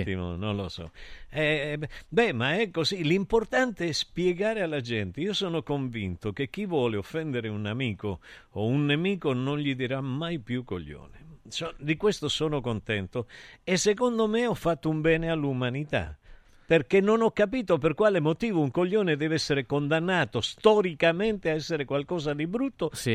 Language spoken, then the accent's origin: Italian; Argentina; Io sono argentino